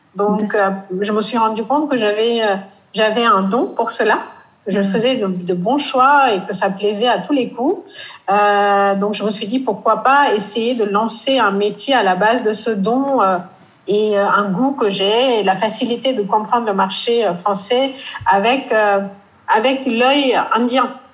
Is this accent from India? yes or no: yes; near Burma, Northeast India, India; French is a second language; moved away as an adult; also born or lived in Delhi, India / Gujarat, India / Hong Kong; now in Paris, France; je viens de cette région qui est quand même très très loin de Paris, euh, qui est tout près de la Birmanie, une partie d'Inde qui n'est pas connue